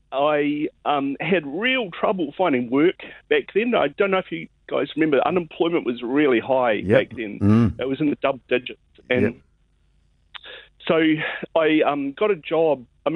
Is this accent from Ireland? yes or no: no; South Island, New Zealand; moved away as an adult; now in Japan; I'm from the South Island. I went to Canterbury University and I graduated in 1990, and so I'm a bit of an old guy